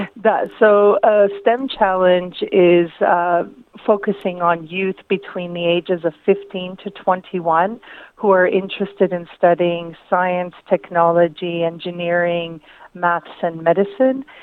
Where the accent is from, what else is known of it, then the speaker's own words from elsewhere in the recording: Windsor, Ontario, Canada; moved away as an adult; also born or lived in Zagreb, Croatia / Lika, Croatia; now in Melbourne, Australia; sam rođena u Kanadi